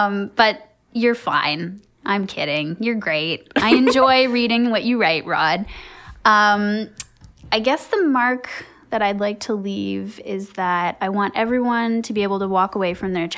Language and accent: English; Canada; I'm super Canadian.